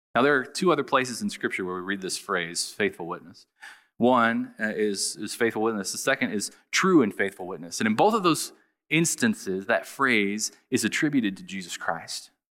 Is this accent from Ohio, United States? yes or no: yes; Southern Ohio, United States; I grew up in Southern Ohio